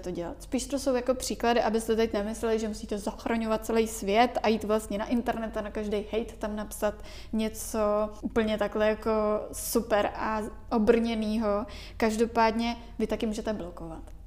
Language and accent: Czech; Czechia